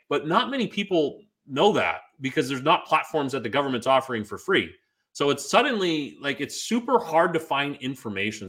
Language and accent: English; Augusta, Maine, United States; we didn't grow up with money. My house was 975 square foot ranch, of which probably 300 of those square feet were the basement. I don't know how they counted this place is that big, um, but it was safe. I'm from Augusta, Maine.